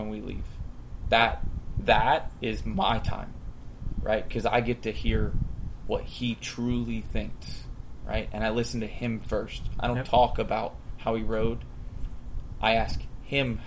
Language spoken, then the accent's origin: English; Hudson, Florida, United States; also born or lived in Lutz, Florida; I grew up in Hudson, Florida, not too far from the Hampshire's place